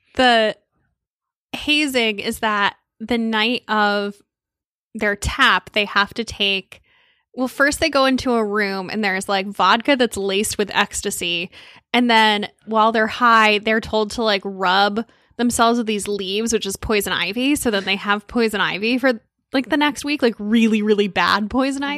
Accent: Connecticut near New Haven, United States; also born or lived in Boston; I grew up in Connecticut near New Haven

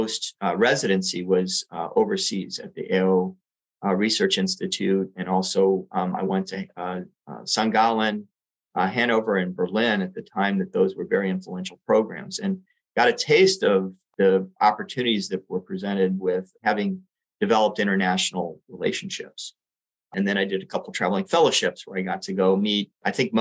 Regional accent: Puerto Rico; now in San Francisco, United States; I grew up in Puerto Rico

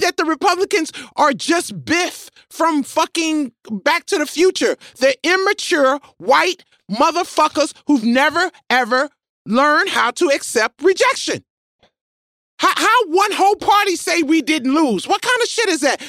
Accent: Memphis, Tennessee, United States; moved away; I'm from Memphis

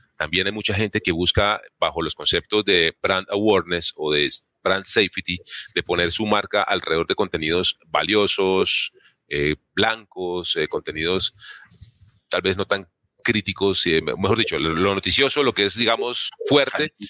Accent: Colombia; nosotros como colombianos

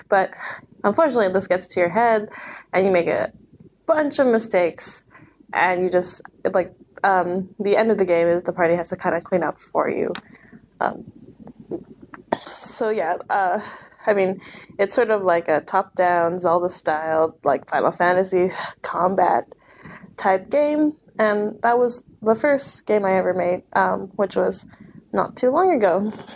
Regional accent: Vancouver, British Columbia, Canada; I'm from Vancouver.

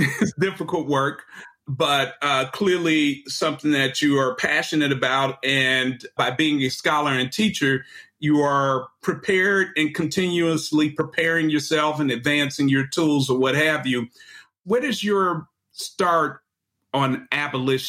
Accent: Chicago, Illinois, United States; also born or lived in Mississippi; I am a Chicagoan who was educated

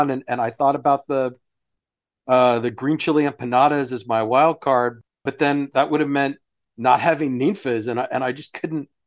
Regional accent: Sugar Land, Texas, United States; I grew up in Sugarland

